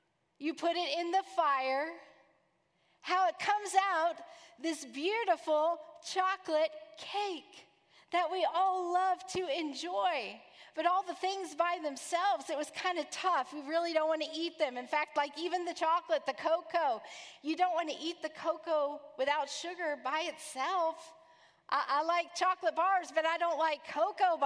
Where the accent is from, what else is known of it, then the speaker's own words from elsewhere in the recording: Texas, United States; now in Orlando, United States; I'm from Texas